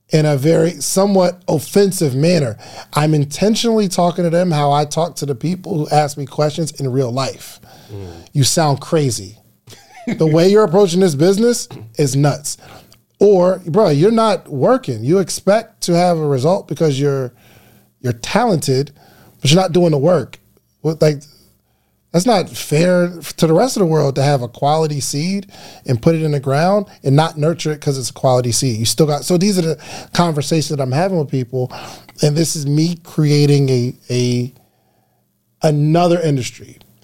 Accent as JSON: {"language": "English", "region": "New Jersey", "country": "United States", "tie": "born or raised there", "accent": "New Jersey", "moved": "yes", "lives_now": "Atlanta, United States", "said": "I felt so comfortable being at home in New Jersey, growing up in New Jersey"}